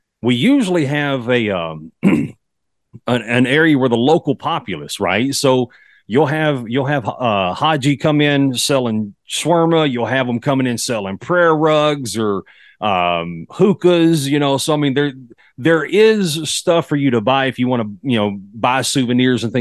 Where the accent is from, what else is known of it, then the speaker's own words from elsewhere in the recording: Texas, United States; accent: Texas; fellow Texas boy